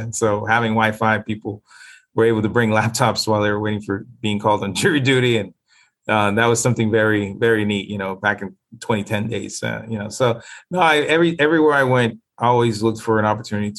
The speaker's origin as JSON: {"language": "English", "country": "Nicaragua", "moved": "yes", "lives_now": "Florida, United States", "said": "I've been in South Florida for the past 42 years. I came from Nicaragua."}